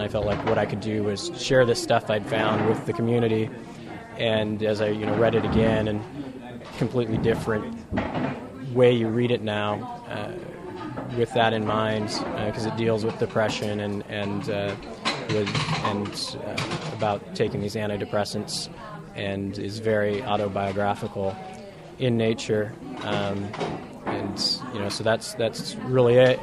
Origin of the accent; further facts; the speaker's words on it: Seattle, Washington, United States; I'm from Seattle